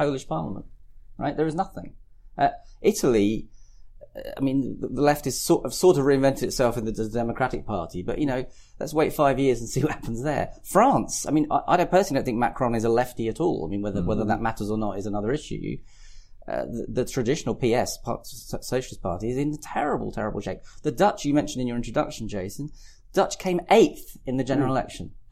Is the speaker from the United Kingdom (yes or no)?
yes; West Kent, South East England, United Kingdom; I come from West Kent, you know, conservative West Kent is my traditional background